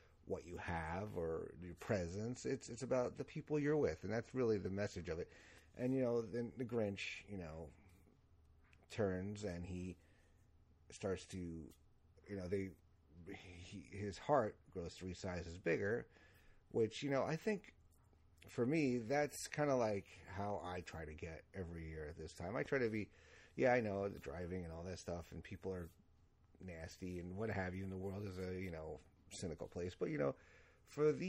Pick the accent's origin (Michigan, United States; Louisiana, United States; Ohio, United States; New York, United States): New York, United States; accent: New York; now in Connecticut, United States; I grew up in New York and always went down to see the tree